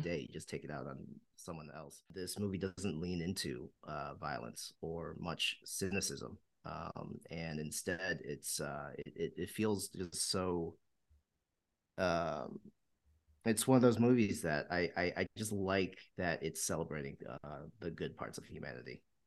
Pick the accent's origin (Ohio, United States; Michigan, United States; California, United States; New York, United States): Michigan, United States; Walled Lake; moved away; I'm from Walled Lake, Michigan